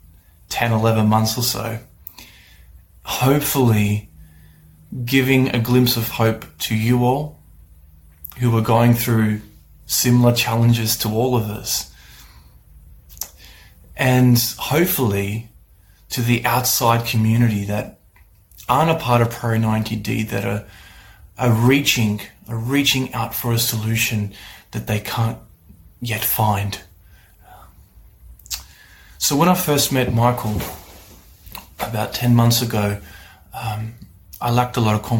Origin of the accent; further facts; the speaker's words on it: Australia; I'm from Australia